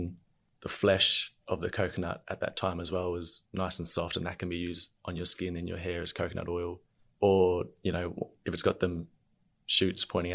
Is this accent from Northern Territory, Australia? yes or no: yes; Darwin, Northern Territory, Australia; now in Brisbane, Australia; when I was growing up in Darwin